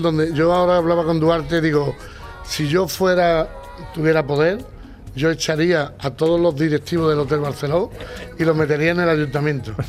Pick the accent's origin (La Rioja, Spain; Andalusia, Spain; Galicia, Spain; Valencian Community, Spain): Andalusia, Spain; Punta Umbría; mi tierra